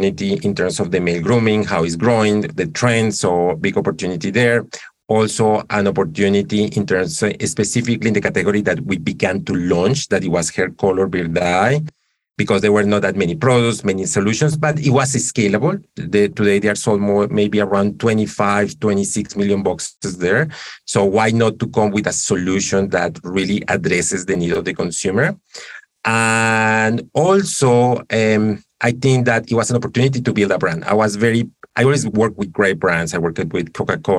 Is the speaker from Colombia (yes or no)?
yes; Colombia; moved away; I'm originally from Colombia